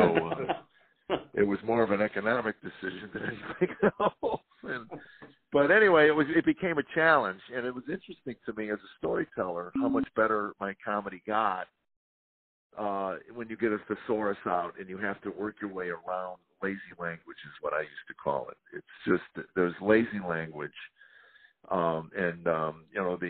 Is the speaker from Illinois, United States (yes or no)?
yes; Chicago, Illinois, United States; now in Tennessee, United States; I was born and raised in Chicago, but I've been here 22 years